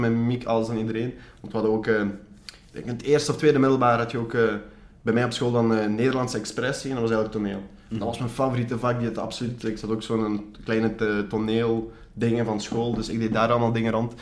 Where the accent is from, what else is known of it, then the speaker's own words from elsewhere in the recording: Belgium; Als ik eh, mhm. mijn beste Engels ga praten, hoor je duidelijk dat ik, dat ik gewoon Belg ben